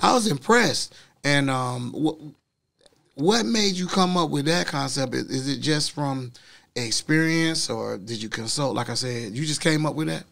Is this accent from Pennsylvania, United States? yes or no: no; Orlando, Florida, United States; I'm from Orlando, too